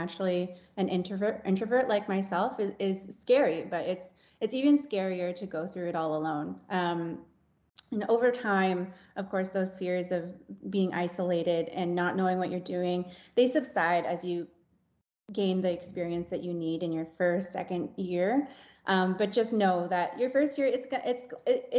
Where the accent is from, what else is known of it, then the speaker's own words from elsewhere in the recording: Stoney Creek, Ontario, Canada; also born or lived in Niagara Region; I grew up in Stony Creek